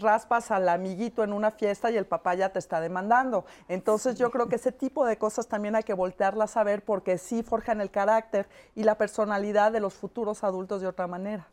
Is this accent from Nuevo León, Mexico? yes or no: no; Chihuahua, Mexico; somos de Chihuahua